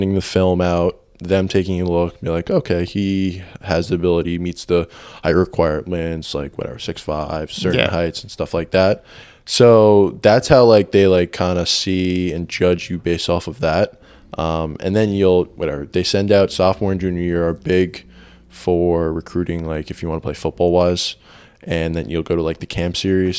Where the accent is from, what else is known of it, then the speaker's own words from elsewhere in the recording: Westchester County, New York, United States; moved away; from New York originally